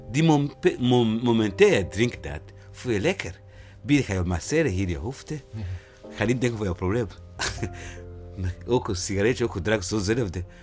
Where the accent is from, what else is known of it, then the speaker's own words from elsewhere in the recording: Burundi; Dutch is a second language; moved away as an adult; now in Utrecht, Netherlands; Ik uit Burundi, een grens precies van Congo.